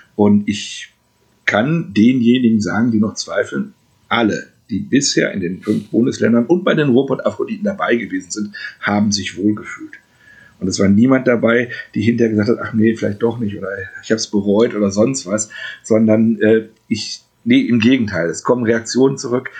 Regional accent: Gelsenkirchen, North Rhine-Westphalia, Germany; in meiner Heimatstadt mache, hier in Gelsenkirchen

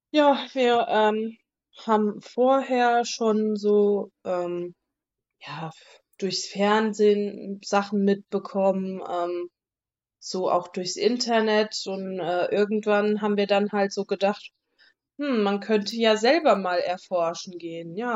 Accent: Frankfurt, Hesse, Germany; bin auch aus

